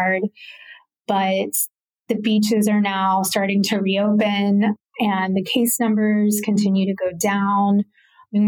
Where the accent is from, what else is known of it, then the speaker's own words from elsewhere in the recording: Florida, United States; moved away as an adult; now in Playa del Carmen, Mexico; I am originally from Florida. I basically lived all over Florida at this point, from the Panhandle to Central Florida and Miami.